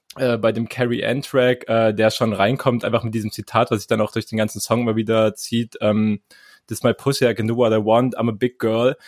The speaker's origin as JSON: {"language": "German", "region": "East Germany", "country": "Germany", "said": "ich komme aus dem Osten"}